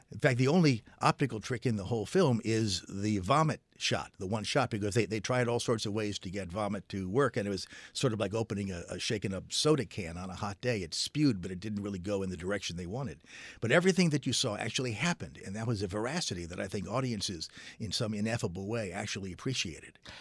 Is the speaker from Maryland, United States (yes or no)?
yes; Silver Spring, Maryland, United States; I grew up in Silver Spring, Maryland